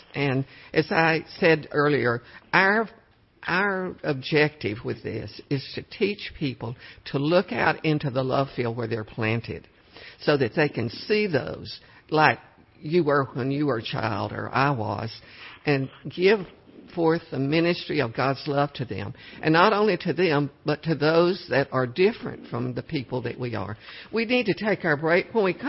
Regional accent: Cut and Shoot, Texas, United States; I was born near Cut and Shoot, if you know where that is.

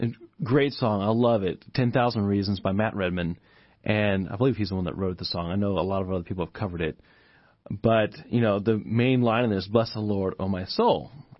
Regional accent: Japan; I grew up in Japan, which is not a whole lot different than us in terms of just living standards and that kind of thing. But we were poor.

